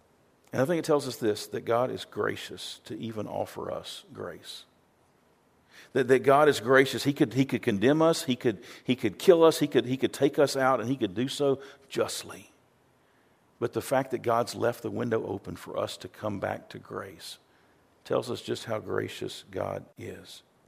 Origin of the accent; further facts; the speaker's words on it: the South, United States; growing up in Baptist churches in the South, there was a lot of hellfire and brimstone.